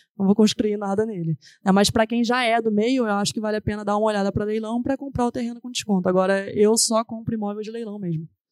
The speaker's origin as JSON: {"language": "Portuguese", "region": "Rio de Janeiro", "country": "Brazil", "tie": "born or raised there", "moved": "as an adult", "lives_now": "São Paulo, Brazil", "said": "eu vivi a minha vida inteira no Rio"}